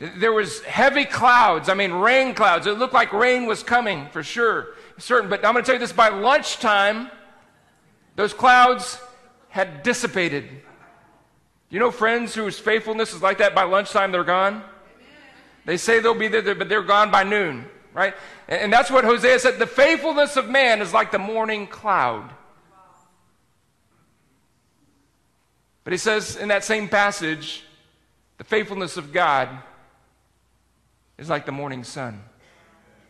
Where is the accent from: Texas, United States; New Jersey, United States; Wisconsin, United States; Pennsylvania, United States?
Texas, United States; South; moved away; I grew up in South Texas